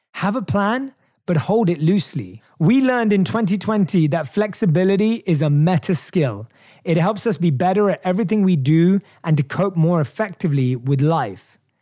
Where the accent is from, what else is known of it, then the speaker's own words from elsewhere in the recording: England, United Kingdom; moved away; In my home country of England